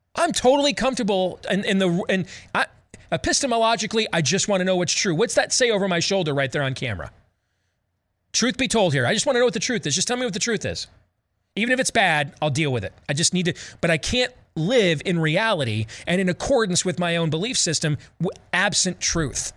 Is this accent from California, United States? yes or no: no; Iowa, United States; my home state, our home state of Iowa